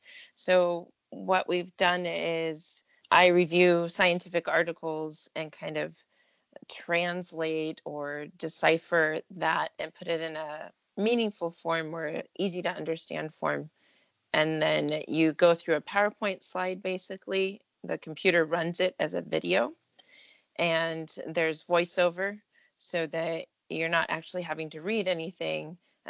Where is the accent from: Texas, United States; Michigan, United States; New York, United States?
Texas, United States; born there; also born or lived in California / Italy; now in Oregon, United States; So I am currently in Oregon, near Salem. Okay. And I've lived in California before that. I've lived in Italy for a few years and born in Texas. So kind of a bit of everywhere.